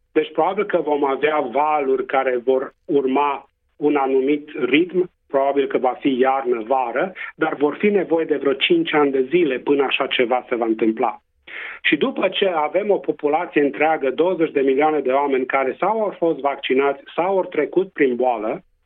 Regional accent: Transylvania, Romania; accent: Transylvanian; first language Romanian; now in Western Australia, Australia

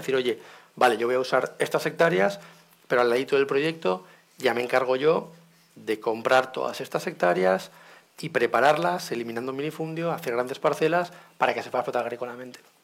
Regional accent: Valencia, Valencian Community, Spain; siendo de Valencia

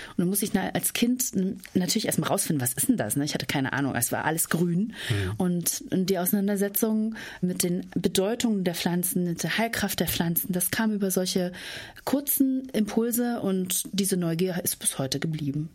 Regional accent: Spreewald, Brandenburg, Germany; moved away as an adult; now in Essen, Germany; Aber ich komme selber aus dem Spreewald. Also ich bin ein echtes Landei und lebe jetzt in der Großstadt. Ich bin auf einem Hof groß geworden

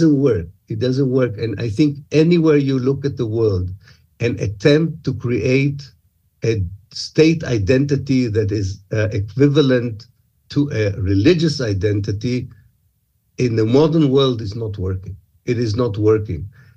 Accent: Israel; first language Hebrew; English is a second language; I myself dream in Hebrew. Hebrew is my mother tongue

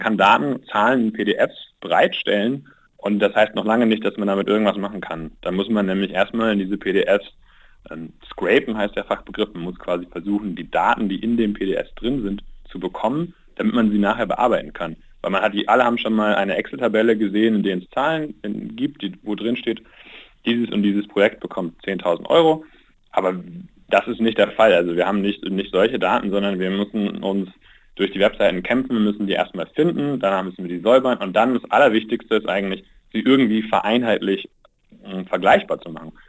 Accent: Germany; Deutschland, ich spreche Deutsch, ich, ich, bin Deutscher

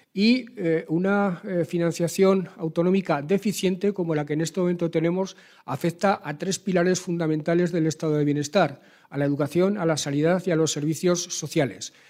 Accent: Aragon, Spain; como aragonés, como ciudadano y como presidente del Gobierno de Aragón

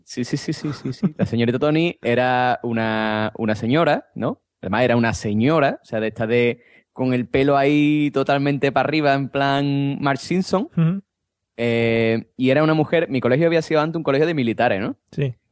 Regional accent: Andalusia, Spain; yo como buen andaluz

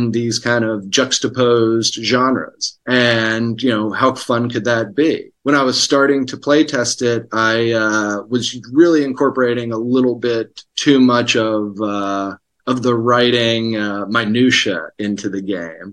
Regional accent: Hurricane, West Virginia, United States; moved away as an adult; now in Los Angeles, United States; I'm from Hurricane and grew up in Putnam County.

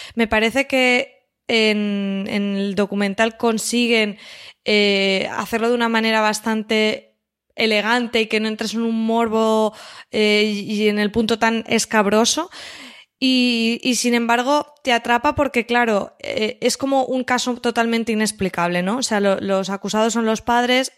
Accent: Valencian Community, Spain; siendo valencianos

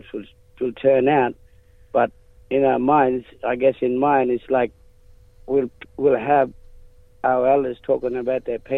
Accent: Warmun, Western Australia, Australia; where I come from, we come from Woman, Turkey Creek, and us Murong people

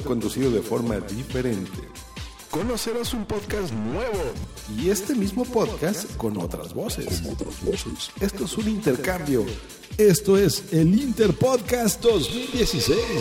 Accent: Mexico City, Mexico; yo soy un podcaster mexicano de la Ciudad de México

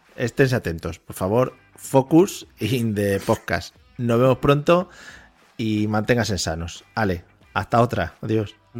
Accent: Spain; nuestro país

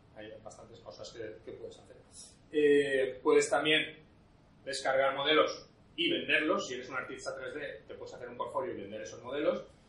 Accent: Spain; hay otro chico español, pero, pero solo somos dos

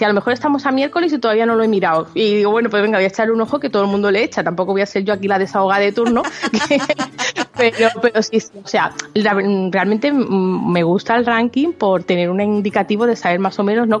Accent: Málaga, Andalusia, Spain; now in near Barcelona, Spain; yo soy de Málaga

